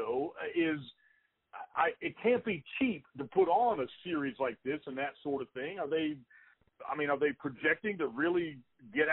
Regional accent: Pittsburgh, Pennsylvania, United States; I was born in Pittsburgh. I have family in Pittsburgh.

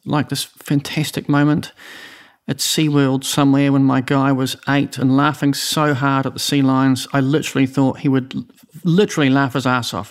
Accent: Oamaru, Otago, New Zealand; I'm from Omaroo

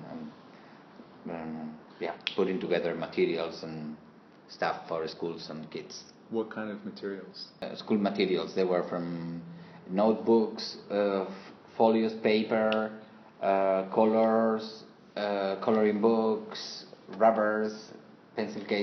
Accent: Seville, Andalusia, Spain; I'm from Seville, but my blood is Muslim, is Arabic.

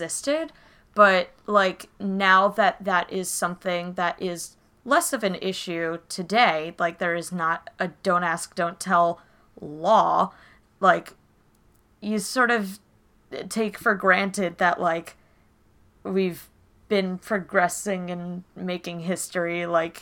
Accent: New Jersey, United States; I have lived in the Philadelphia area. I mean, South Jersey, but pretty much my entire life

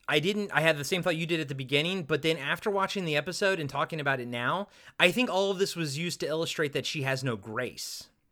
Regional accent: Maryland, United States; I'm from Maryland.

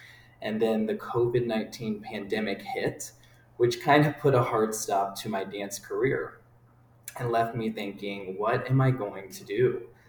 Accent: Cincinnati, Ohio, United States; moved away as an adult; also born or lived in Pittsburgh, Pennsylvania / Chicago, Illinois; I grew up in Cincinnati, Ohio.

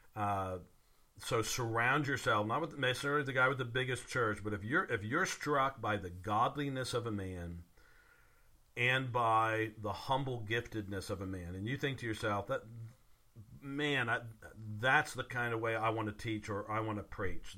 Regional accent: the South, United States; also born or lived in Virginia; growing up in the South

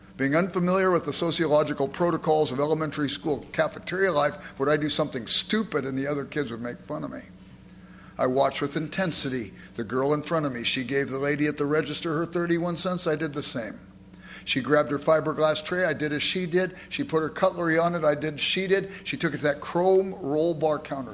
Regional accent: Los Angeles, California, United States; I grew up in South Central Los Angeles

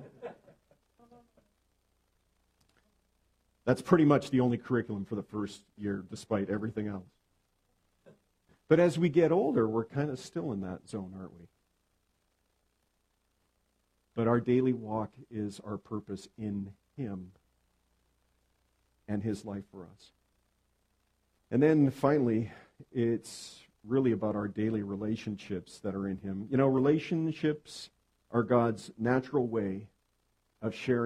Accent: Edmonton, Alberta, Canada; moved away as an adult; now in southern British Columbia, Canada; I'm from Edmonton, Alberta. I was born and raised there, spent the first 30 years of my life

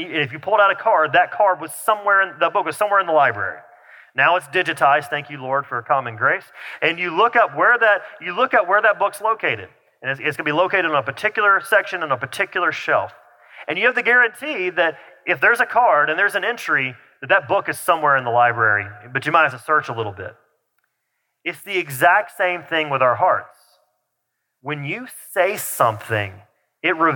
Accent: the South, United States; accent: southern; my southern accent starts to come out back out a little bit

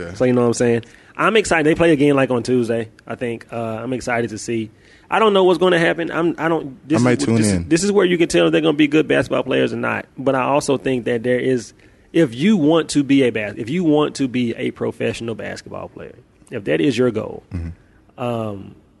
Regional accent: Memphis, Tennessee, United States; Like, I'm from Memphis, bro. We ain't scared of no fight.

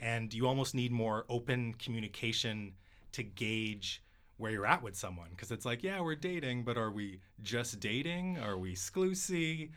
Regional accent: Vancouver, British Columbia, Canada; my hometown

